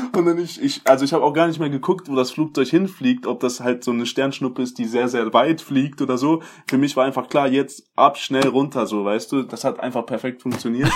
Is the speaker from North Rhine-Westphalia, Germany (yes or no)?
yes; Hagen, North Rhine-Westphalia, Germany; also born or lived in Zanzibar; da wo ich äh, aufgewachsen bin, die Stadt